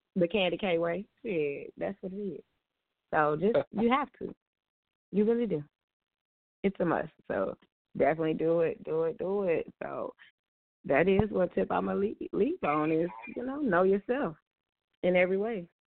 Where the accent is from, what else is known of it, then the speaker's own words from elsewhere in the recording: Tulsa, Oklahoma, United States; my hometown where I'm at now, and where I reside, the town Tulsa, Oklahoma